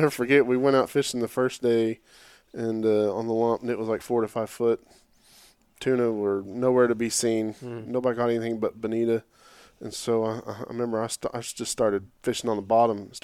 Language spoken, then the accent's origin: English; Oklahoma City, Oklahoma, United States; growing up, you know, here, I'm from Oklahoma City area